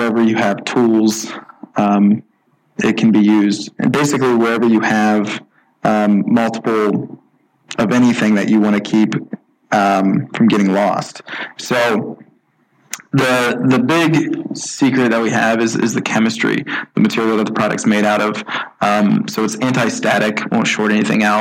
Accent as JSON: {"language": "English", "town": "Celina", "region": "Ohio", "country": "United States", "tie": "born or raised there", "also_born_or_lived": "Toledo, Ohio", "said": "I grew up in Salina, Ohio, which is a really small farm town"}